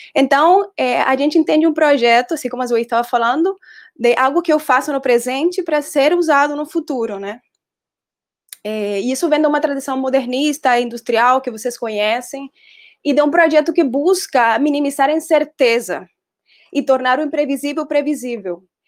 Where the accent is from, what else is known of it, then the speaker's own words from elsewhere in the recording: Colombia; Portuguese is a second language; moved away as an adult; also born or lived in Brazil / Denmark; now in Recife, Brazil; Eu sou designer, eu sou colombiana e tenho nove anos de estar morando no Brasil